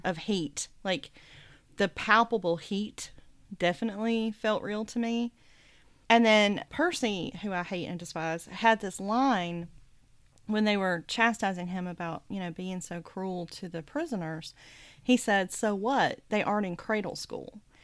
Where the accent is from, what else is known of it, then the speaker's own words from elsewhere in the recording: the South, United States; it was true of my experience growing up in the South